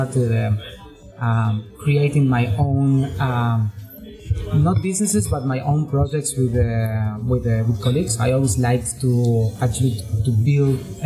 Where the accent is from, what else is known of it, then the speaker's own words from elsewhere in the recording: Córdoba, Argentina; moved away; I was born in Argentina